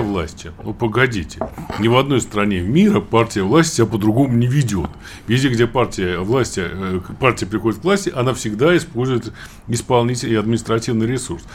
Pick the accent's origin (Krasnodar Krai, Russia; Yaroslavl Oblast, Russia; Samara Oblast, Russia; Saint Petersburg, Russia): Samara Oblast, Russia; Samara; я вот из Куйбышева родом, да, у нас там запасная столица